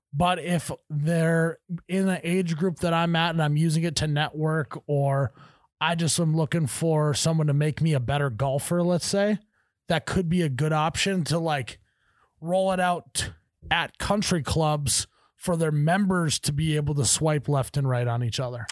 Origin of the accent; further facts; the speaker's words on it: Midwest, United States; I pronounce every syllable, 'cause I'm from the Midwest